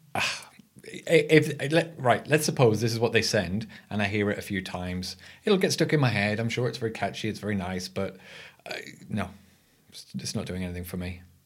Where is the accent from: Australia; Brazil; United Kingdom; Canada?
United Kingdom; England; I'm your English host